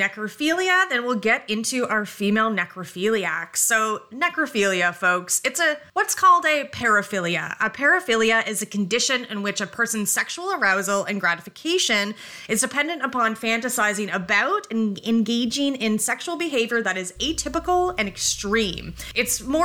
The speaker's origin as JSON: {"language": "English", "country": "Canada", "said": "we're Canadian"}